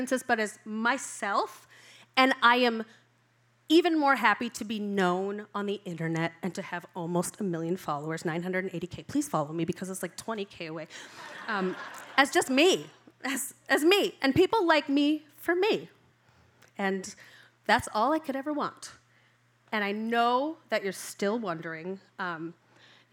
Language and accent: English; Rockford, Illinois, United States; moved away; also born or lived in Orlando, Florida; being from Rockford, Illinois